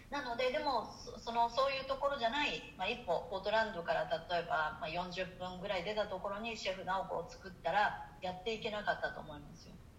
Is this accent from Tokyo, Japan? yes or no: yes; Tokyo, Japan; moved away as an adult; also born or lived in Chiba; now in Portland, United States; 東京で生まれていて杉並で生まれてる